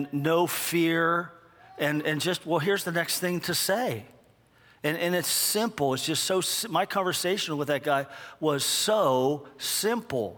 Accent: United States; I'm from America.

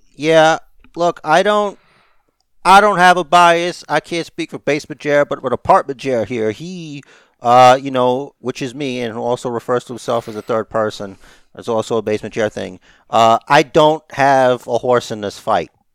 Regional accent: United States; I'm an American

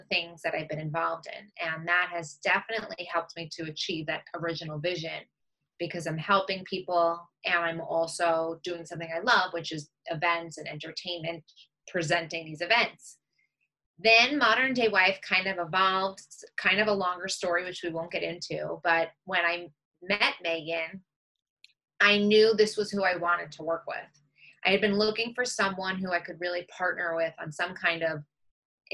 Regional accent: Long Island, New York, United States; I grew up on Long Island, which is in New York

